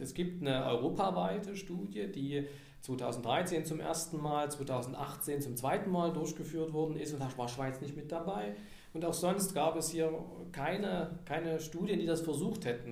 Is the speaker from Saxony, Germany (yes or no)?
yes; Saxony, Germany; accent: Saxon; moved away as an adult; ich bin aus Sachsen nach Niedersachsen gegangen, um da zu arbeiten. Und Niedersachsen, die sprechen das reinste Hochdeutsch. Also das ist wirklich perfekt. Und ich mit meinem Sächsischen, man hört es ja, kriegt man nicht mehr raus